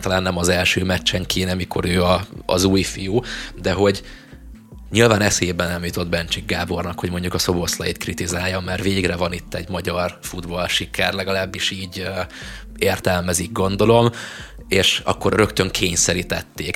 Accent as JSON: {"language": "Hungarian", "country": "Hungary"}